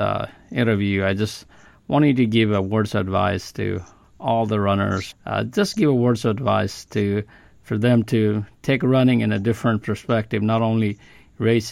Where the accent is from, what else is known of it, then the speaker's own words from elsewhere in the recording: Nepal; now in Alabama, United States; I come from Nepal.